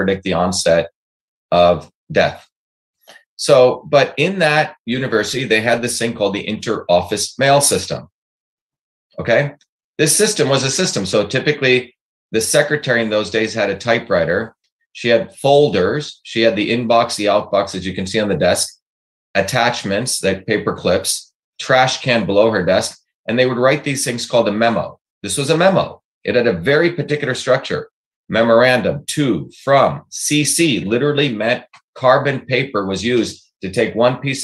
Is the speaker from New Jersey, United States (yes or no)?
yes; Newark, New Jersey, United States; also born or lived in Bombay, India; as a 14-year-old, dark-skinned Indian boy growing up in Newark, New Jersey